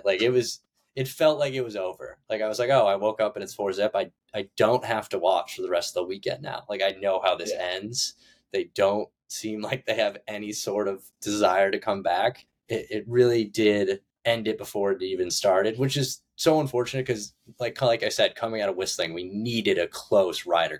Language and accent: English; United States